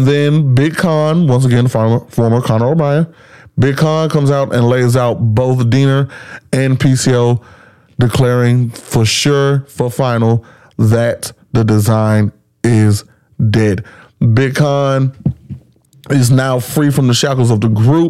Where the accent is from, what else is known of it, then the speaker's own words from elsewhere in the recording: Alabama, United States; in my home state of Alabama, 2 hours away in the Magic City of Birmingham